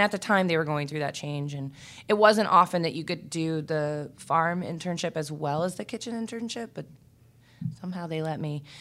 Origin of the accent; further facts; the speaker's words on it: Richmond, Virginia, United States; also born or lived in Warsaw, Virginia / Northern Neck, Virginia; I'm from Richmond. Um, I grew up here and on the Northern Neck where my mother's side of the family is from. So, Richmond and Warsaw, Virginia